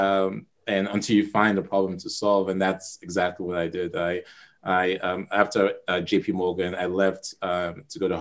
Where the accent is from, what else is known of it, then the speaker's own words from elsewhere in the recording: Nigeria; I'm from Nigeria